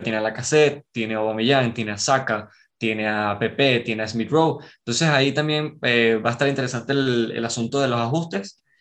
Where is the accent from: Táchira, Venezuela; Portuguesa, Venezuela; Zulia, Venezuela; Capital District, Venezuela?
Capital District, Venezuela; Caracas; Soy de Caracas, de Venezuela